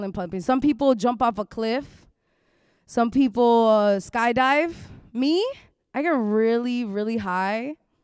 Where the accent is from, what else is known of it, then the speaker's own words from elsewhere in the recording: New York City, New York, United States; I'm born and bred in New York City